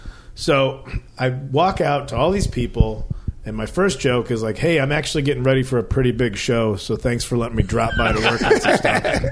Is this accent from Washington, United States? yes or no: no; Chicago, Illinois, United States; I'm actually from Chicago.